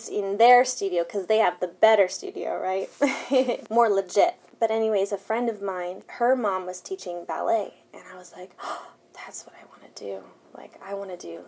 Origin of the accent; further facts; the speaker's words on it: West Covina, California, United States; first language Spanish; English is a second language; moved away; also born or lived in San Dimas; I'm from West Covina. I was born there. I'm from San Dimas. It's in Los Angeles proper